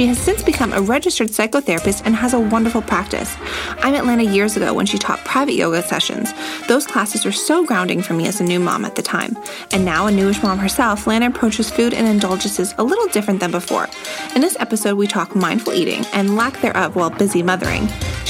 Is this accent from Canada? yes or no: yes; Canada; I'm Canadian